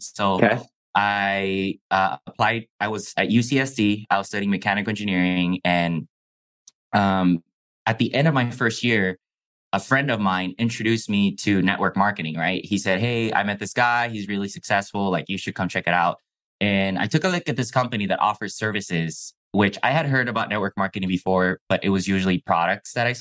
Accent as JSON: {"language": "English", "region": "Baja California", "country": "Mexico", "tie": "born or raised there", "also_born_or_lived": "Calexico, California", "first_language": "Chinese", "second_language": "English", "said": "I was living in Mexico, but my parents decided to sacrifice and pay for private school in the U.S. because we were in a border town"}